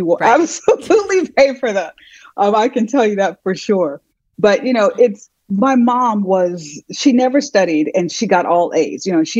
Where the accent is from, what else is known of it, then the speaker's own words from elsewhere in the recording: Chicago, Illinois, United States; born there; But yes, I was born in Chicago, and my mom has always been a single mom.